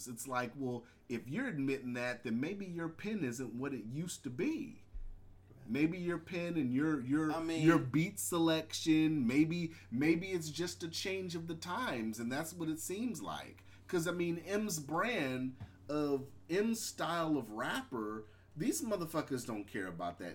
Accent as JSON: {"language": "English", "area": "the Bay Area", "region": "California", "country": "United States", "tie": "born or raised there", "said": "with KMEL and all that growing up in the Bay"}